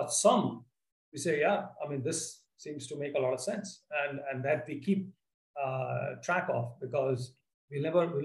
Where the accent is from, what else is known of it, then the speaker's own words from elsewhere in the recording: India; I'm an Indian